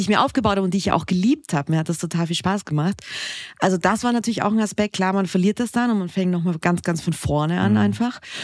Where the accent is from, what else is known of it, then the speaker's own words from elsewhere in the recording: Austria; moved away; ich bin ja Österreicherin, gebürtig